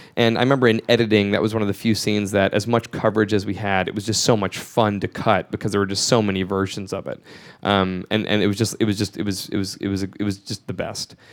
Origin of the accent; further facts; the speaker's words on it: Georgia, United States; moved away; the home where I grew up in Georgia